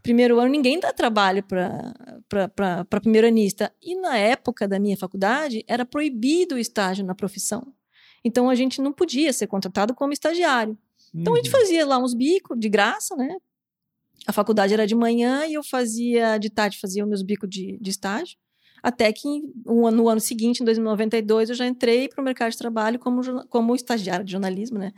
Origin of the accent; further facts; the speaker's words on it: Curitiba, Paraná, Brazil; moved away as an adult; also born or lived in Florianópolis; nasci em Florianópolis e acabei indo pra Curitiba com seis anos de idade.